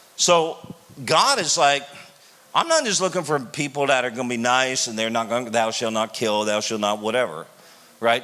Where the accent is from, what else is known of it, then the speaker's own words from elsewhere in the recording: Canada; I'm from Canada